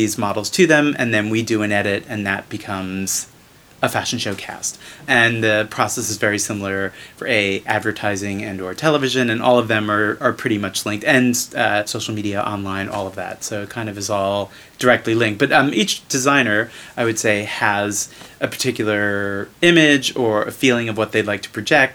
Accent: South Amboy, New Jersey, United States; now in New York, United States; South Amboy, New Jersey

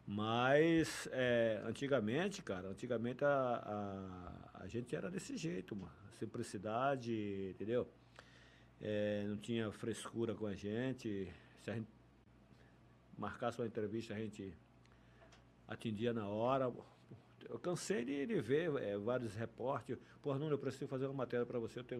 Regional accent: Feira de Santana, Bahia, Brazil; Não, eu sou baiano. É baiano, nascido sou baiano. O, o, o, Flamengo chegou na minha vida desde, desde pequeno, cara. Eu, quando eu jogava bola no campo do Osso, em Feira de Santana

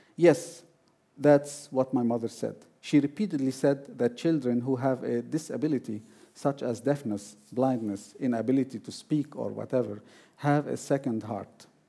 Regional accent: Beirut, Beirut Governorate, Lebanon; moved away as an adult; now in Iceland; after I moved from Beirut to Iceland in 2011

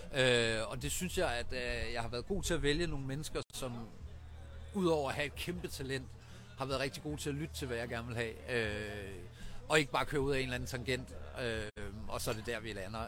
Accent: Vejen, Southern Denmark, Denmark; Jeg er fra Vejen, som ligger ikke så langt fra, der er født og opvokset

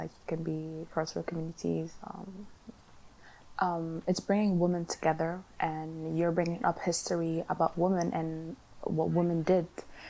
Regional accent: Sudan; also born or lived in Netherlands; now in Glasgow, United Kingdom; I'm 18 years old. I'm studying science in Glasgow Clyde College. I'm from Holland. I moved here a year ago to Scotland, and originally I'm from Sudan.

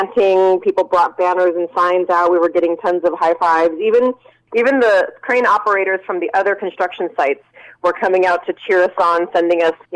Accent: Pittsburg, California, United States; also born or lived in Bayview Hunters Point, San Francisco; I grew up in Pittsburgh and went to Pittsburgh High

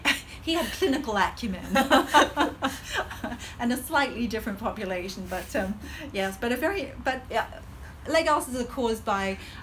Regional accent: Hong Kong; accent: Hong Kong colonial; I feel that my accent is actually a Hong Kong colonial accent, which has a slight American twang to it.

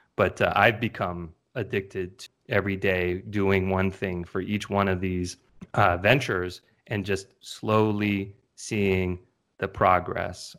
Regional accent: California, United States; born and raised in California

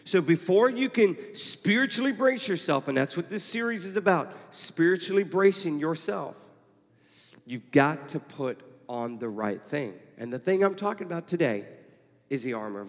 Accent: Houston, Texas, United States; now in Atlanta, United States; I grew up in Houston

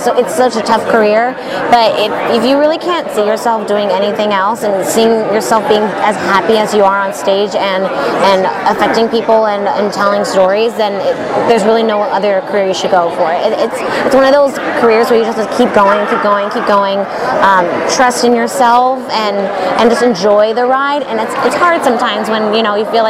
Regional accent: San Diego, California, United States; now in Los Angeles, United States; I'm from San Diego originally, and I moved up here to LA to do some acting.

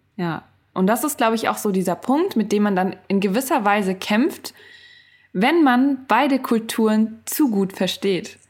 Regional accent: Germany; in Deutschland bin ich aber aufgewachsen

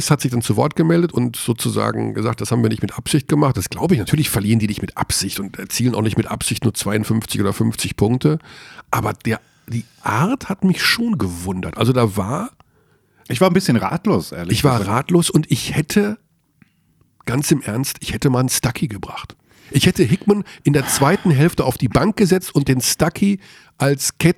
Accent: Tyrol, Austria; Ich bin ja Tiroler.

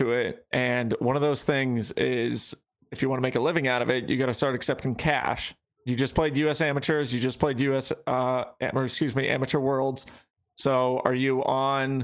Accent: New England, United States; in New England we grew up saying

